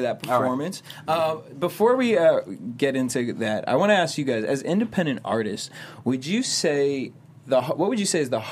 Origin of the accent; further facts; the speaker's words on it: Massachusetts, United States; I'm from Massachusetts